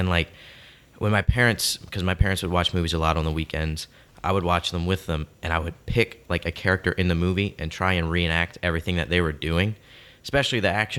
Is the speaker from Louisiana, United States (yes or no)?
yes; Houma, Louisiana, United States; I was born in Houma, Louisiana. I'm sure you two know where that is. Mm-hmm. But to the people listening, that's probably about an hour south of New Orleans, around that area. Very small town. And I grew up there.